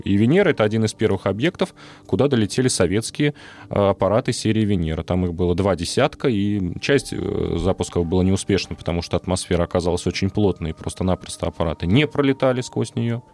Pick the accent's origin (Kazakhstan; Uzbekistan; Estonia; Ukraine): Uzbekistan; moved away; Я родом из Узбекистана, там у нас угу. есть праздник Навруз, 21 марта, Новый год